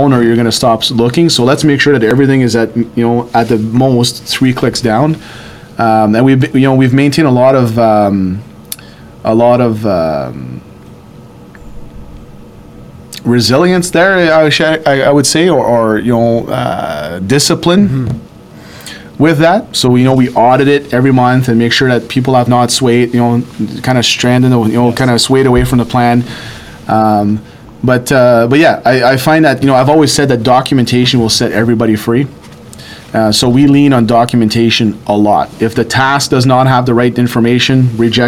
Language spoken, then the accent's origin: English; Sudbury, Ontario, Canada; I grew up here in Sudbury